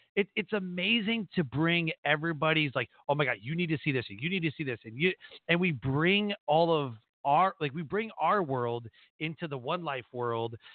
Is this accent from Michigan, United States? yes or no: yes; Detroit, Michigan, United States; That's my hometown. I was born in Detroit.